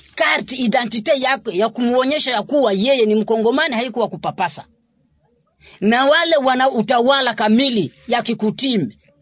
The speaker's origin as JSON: {"language": "Swahili", "area": "Congolese Barundi", "region": "South Kivu", "country": "DR Congo", "said": "Sisi tuko Wakongomani"}